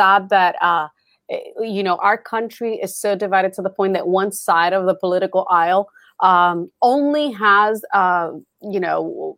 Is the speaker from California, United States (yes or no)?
no; Boston, Massachusetts, United States; growing up in Boston, learning about the Tea Party, you know, and the start of the Civil War and the start of the Revolution and you know, having the you know, the USS Constitution just blocks away from my high school.